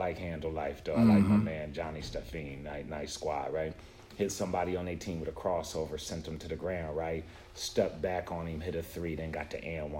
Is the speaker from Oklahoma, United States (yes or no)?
no; Buffalo, New York, United States; I'm from Buffalo, my brother.